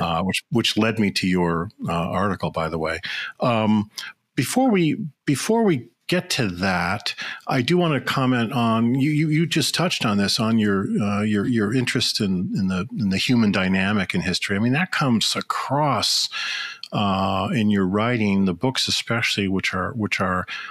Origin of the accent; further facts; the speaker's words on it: Chicago, Illinois, United States; moved away as an adult; now in Minnesota, United States; I grew up in the suburbs of Chicago.